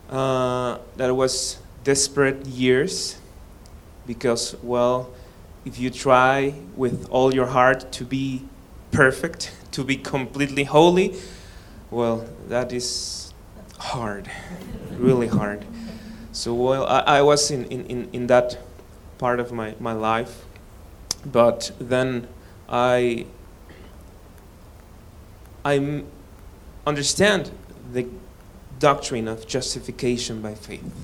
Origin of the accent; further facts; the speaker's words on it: Mexico City, Mexico; English is a second language; Uh, I'm from Mexico. I born in Mexico. My father's, father and mother are from Mexico.